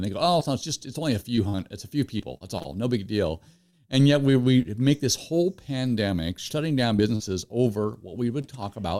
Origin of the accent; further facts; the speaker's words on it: Washington, United States; Growing up in Eastern Washington myself, we used to have these huge lilac bushes.